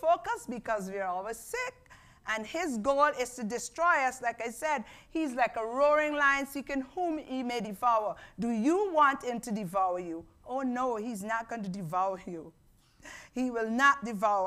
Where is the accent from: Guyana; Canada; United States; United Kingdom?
Guyana; moved away; I grew up in Guyana